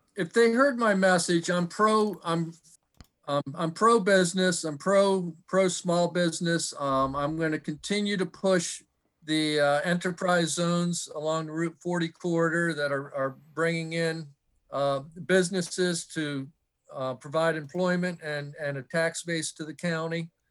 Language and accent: English; Michigan, United States; moved away as an adult; also born or lived in Newark, Delaware; now in Fair Hill, United States; I grew up in Michigan and moved down to, uh, Newark, Delaware to go to the University of Delaware in nineteen eighty-two